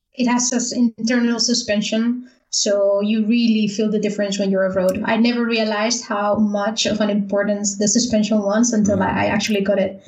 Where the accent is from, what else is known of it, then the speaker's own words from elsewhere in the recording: Valencia, Valencian Community, Spain; moved away as an adult; also born or lived in Netherlands; I'm from Spain, so yeah, from, Spain. from, the East Coast, Valencia.